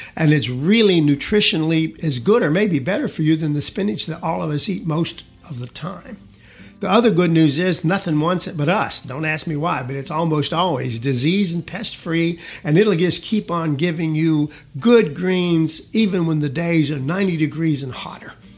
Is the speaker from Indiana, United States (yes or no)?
no; South Georgia, United States; now in Texas, United States; I was raised in South Georgia most of my young years